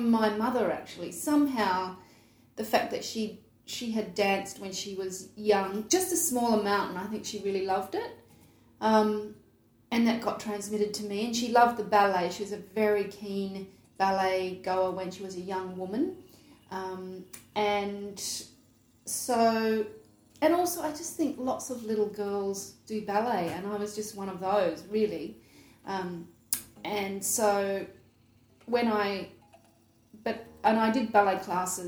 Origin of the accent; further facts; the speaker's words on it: Adelaide, South Australia, Australia; I grew up in Adelaide